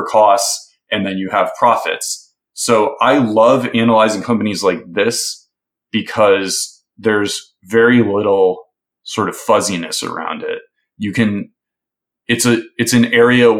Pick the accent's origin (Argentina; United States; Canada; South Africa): United States; Milwaukee, Wisconsin; I grew up in Milwaukee. That's my hometown